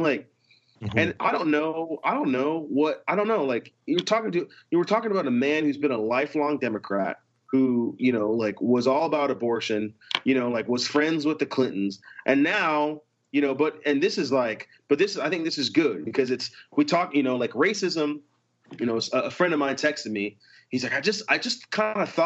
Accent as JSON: {"language": "English", "country": "United States", "tie": "born or raised there", "said": "growing up in the States"}